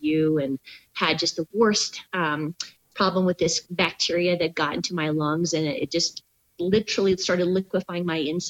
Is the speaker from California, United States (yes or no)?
yes; Southern California, United States; moved away; also born or lived in Washington / Oklahoma / Minnesota; I grew up in Southern California